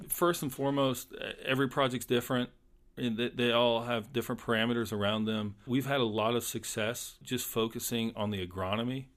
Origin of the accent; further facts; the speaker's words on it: Polk County, Florida, United States; I grew up in Polk County when the citrus industry was still around